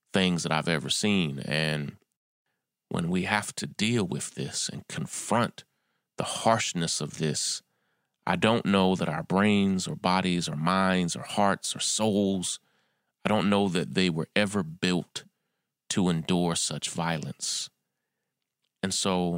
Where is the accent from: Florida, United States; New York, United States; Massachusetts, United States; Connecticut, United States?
New York, United States; my hometown of New York